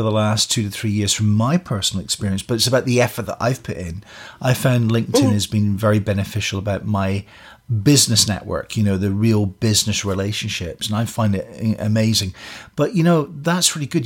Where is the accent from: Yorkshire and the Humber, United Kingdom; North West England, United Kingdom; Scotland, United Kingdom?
Scotland, United Kingdom; now in Canada; I come from Scotland